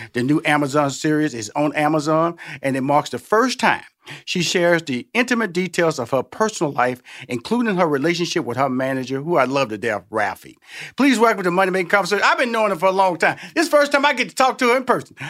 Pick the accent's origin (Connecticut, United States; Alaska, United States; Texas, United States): Texas, United States; Houston; And I'm from Houston, Texas, okay? So I'm from Tex Mex, I'm from Selena country